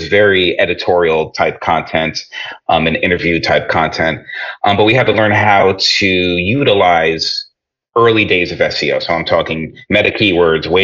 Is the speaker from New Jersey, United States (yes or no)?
yes; New Jersey, United States; as you might be able to tell by my accent, I grew up in the New York area, grew up in New Jersey